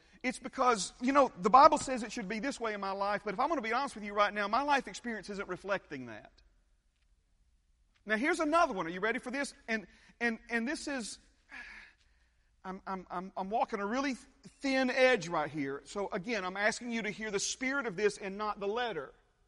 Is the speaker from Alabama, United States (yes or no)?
yes; Hueytown, Alabama, United States; the kitchen there that we grew up in Hueytown